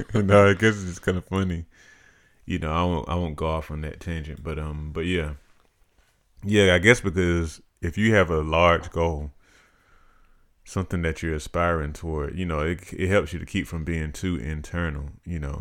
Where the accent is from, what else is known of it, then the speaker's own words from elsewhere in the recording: Macon, Georgia, United States; I grew up here in Macon. um, the large majority of my life.